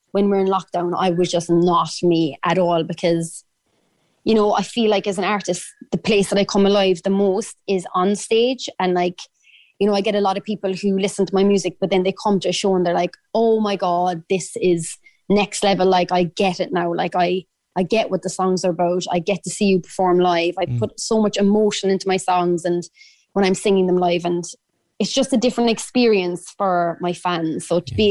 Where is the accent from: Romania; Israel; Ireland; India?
Ireland; accent: Irish; my Irish accent